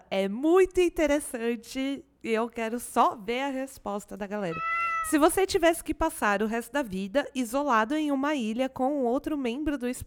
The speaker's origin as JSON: {"language": "Portuguese", "town": "Tatuí", "region": "São Paulo", "country": "Brazil", "said": "eu sou de Tatuí, cidade de ternura, interior de São Paulo. De vez em quando até meu sotaque original aparece aí."}